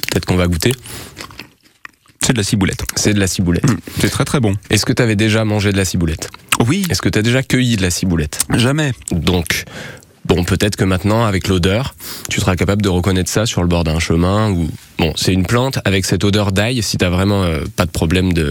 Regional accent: Pilat, Auvergne-Rhône-Alpes, France; j'ai grandi dans le Pila

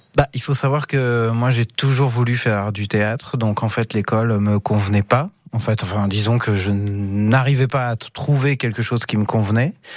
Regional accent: Gannat, Allier, Auvergne-Rhône-Alpes, France; also born or lived in Vichy; je suis né à Vichy, mais j'ai vécu à Ghana. Donc euh, j'ai fait mon école à Ghana

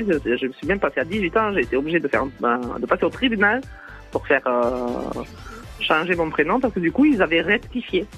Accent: Toulouse, Occitania, France; accent: Toulouse accent; moved away as an adult; also born or lived in Paris region; j'ai accouché en région parisienne et que j'étais de Toulouse, j'avais un accent toulousain

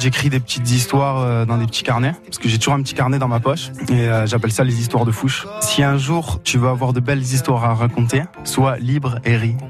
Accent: Moustiers-Sainte-Marie, Provence-Alpes-Côte d'Azur, France; C'est là où j'ai grandi, c'est là où j'ai mes attaches

